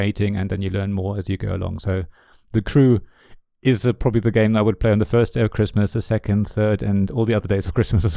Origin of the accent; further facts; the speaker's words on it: Germany; first language German; English is a second language; moved away; I grew up in Germany